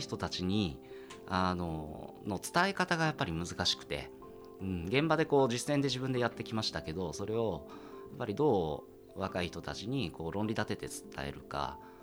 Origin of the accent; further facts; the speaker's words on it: Hiroshima, Japan; moved away as an adult; now in Tokyo, Japan; 私も東京の生まれではなくて広島で生まれて東京に来て